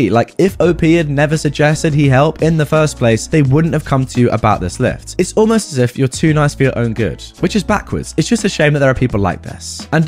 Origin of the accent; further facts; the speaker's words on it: Germany; first language German; English is a second language; I am German with Arab roots, but was born and raised in Germany. My mother tongue is German, but I do speak Arabic enough to have a conversation.